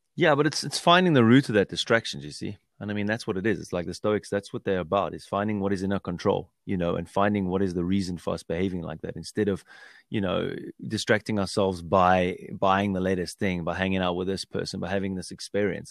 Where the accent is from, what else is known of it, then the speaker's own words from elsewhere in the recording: South Africa; growing up in South Africa with my parents